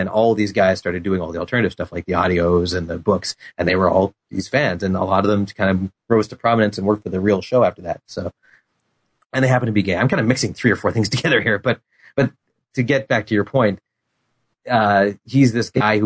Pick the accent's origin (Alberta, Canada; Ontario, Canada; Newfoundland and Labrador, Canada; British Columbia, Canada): Alberta, Canada; Edmonton; I grew up in Edmonton